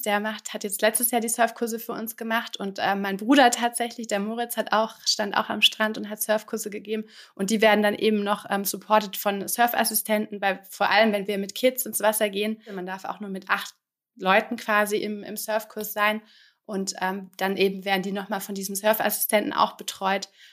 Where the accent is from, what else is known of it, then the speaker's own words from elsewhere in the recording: Germany; moved away as an adult; now in France; als Deutsche quasi in Frankreich